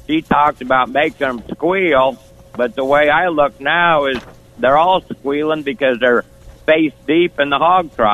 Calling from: Iowa, United States; between uh, Des Moines and Iowa City.

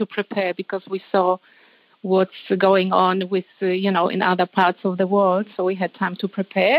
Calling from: Sydney, New South Wales, Australia; I'm calling from Australia, from Sydney.

